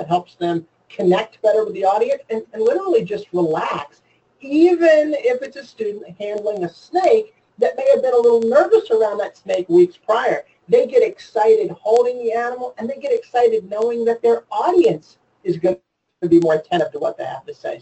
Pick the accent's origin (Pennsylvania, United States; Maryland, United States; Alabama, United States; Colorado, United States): Maryland, United States; I grew up in Maryland